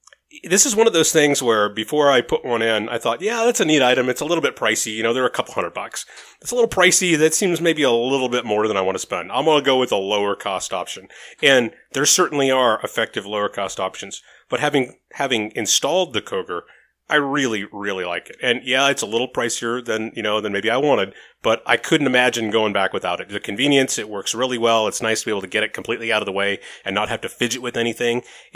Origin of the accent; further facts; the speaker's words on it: Las Vegas, Nevada, United States; I'm from Vegas.